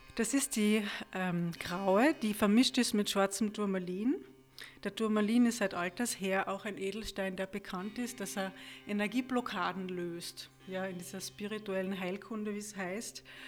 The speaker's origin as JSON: {"language": "German", "country": "Austria", "said": "bei uns in Österreich"}